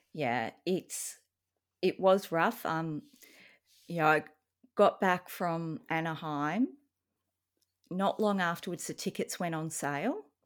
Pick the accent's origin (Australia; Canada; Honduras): Australia; as an Australian